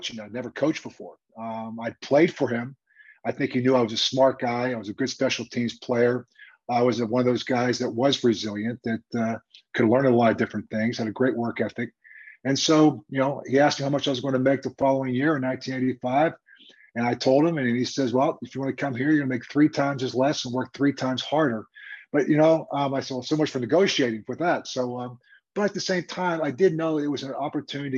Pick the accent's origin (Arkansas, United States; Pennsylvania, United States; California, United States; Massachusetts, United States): Pennsylvania, United States; Pittsburgh; moved away as an adult; also born or lived in Kansas City; I can go back to my hometown team on my 20th class reunion as a head coach of the Pittsburgh Steelers